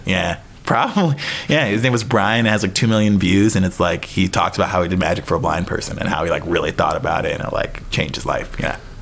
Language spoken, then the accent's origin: English; Appleton, Wisconsin, United States; now in New York, United States; I'm from Wisconsin